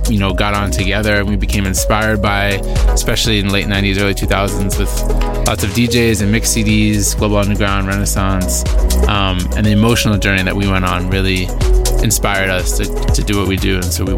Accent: New York, United States; I grew up in New York.

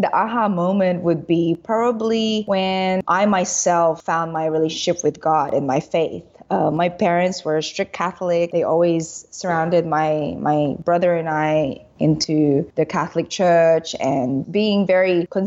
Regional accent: Sydney, New South Wales, Australia; moved away as an adult; now in Philippines; with my accent, I guess you can tell I grew up in Australia. So we left when I was 6 years old. We migrated to Sydney and I went to school there, finished college there, and then I came back to the Philippines.

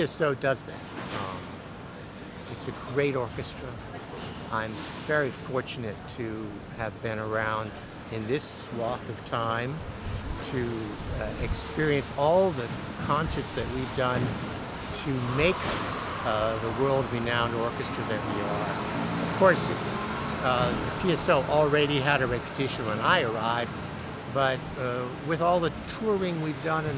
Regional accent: Stanford, California, United States; moved away as an adult; also born or lived in Rochester, New York / Geneva, Switzerland / Cologne, Germany; now in Pittsburgh, United States; I'm from Stanford, California. I grew up on the campus.

